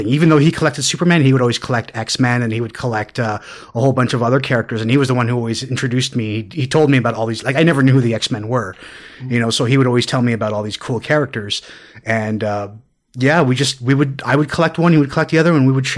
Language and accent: English; Toronto, Ontario, Canada; I was born and raised in Toronto. I grew up in the East End at Girard and Woodbine, Upper Beaches.